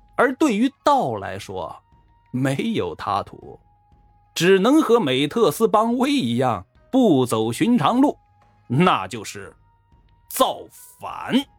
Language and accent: Chinese; China; 我们中国人安土重迁、乡土观念重